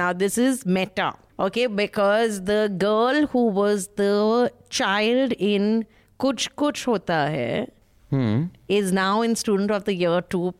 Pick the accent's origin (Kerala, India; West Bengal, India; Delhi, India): West Bengal, India; Kolkata; In Calcutta, we are very simple.